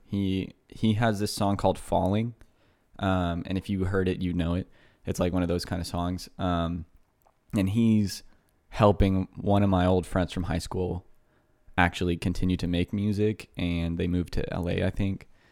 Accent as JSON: {"language": "English", "town": "Houston", "region": "Texas", "country": "United States", "moved": "yes", "said": "I, uh, lived in Kingwood, which is just a suburb of Houston for my high school, uh, years"}